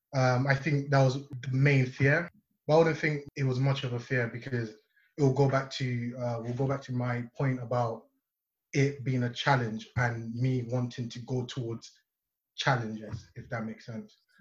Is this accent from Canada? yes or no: no; Nigeria; now in Leeds, United Kingdom; I am from Nigeria